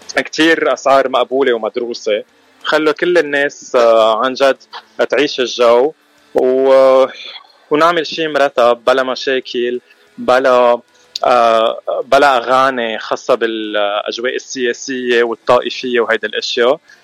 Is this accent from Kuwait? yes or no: no; Lebanon; moved away as an adult; now in Los Angeles, United States; نحن اكيد من لبنان من مجغره من ضيعه اسمها اكشلي